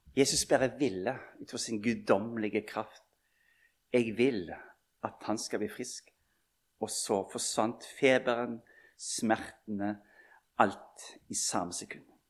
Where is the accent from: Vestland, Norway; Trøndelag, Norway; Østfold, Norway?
Vestland, Norway; Bømlo; moved away; vi sa hjemme på Bømlo